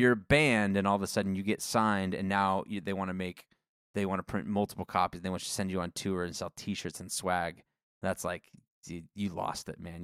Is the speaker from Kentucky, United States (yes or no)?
no; Coeur d'Alene, Idaho, United States; moved away; I grew up in Coeur d'Alene